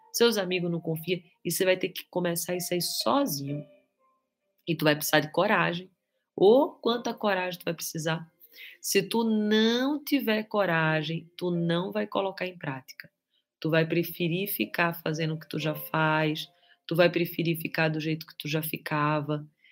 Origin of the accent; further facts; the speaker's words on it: Recife, Pernambuco, Brazil; now in Guarujá, Brazil; Na minha terra, Recife